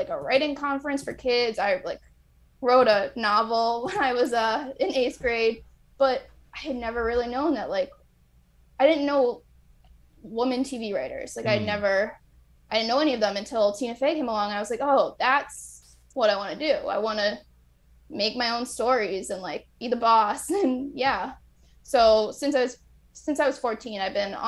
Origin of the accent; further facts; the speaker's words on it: Los Angeles, California, United States; also born or lived in New York; I'm from Los Angeles